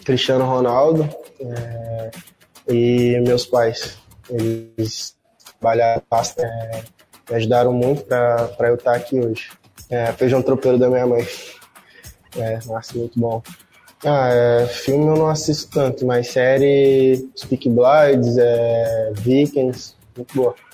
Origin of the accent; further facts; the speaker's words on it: Serra, Espírito Santo, Brazil; é, nasci na Serra do Espírito Santo.